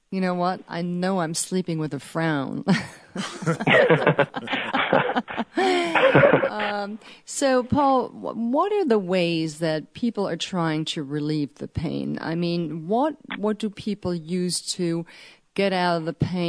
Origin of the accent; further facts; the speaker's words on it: Germany; moved away; I grew up in Germany, and I grew up with all of these techniques.